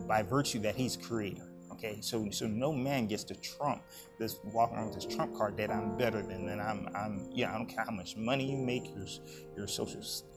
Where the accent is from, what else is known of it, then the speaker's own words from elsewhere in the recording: United States; as a people, as American people